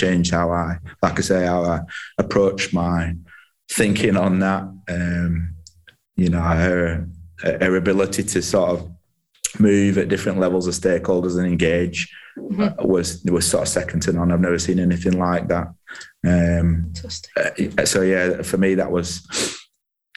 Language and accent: English; Halifax, Yorkshire and the Humber, United Kingdom; I'm from Halifax, Caldale.